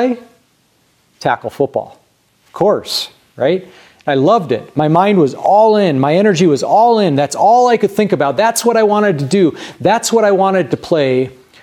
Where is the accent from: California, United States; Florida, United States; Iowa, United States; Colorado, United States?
Colorado, United States; Grand Junction; As a kid growing up in Grand Junction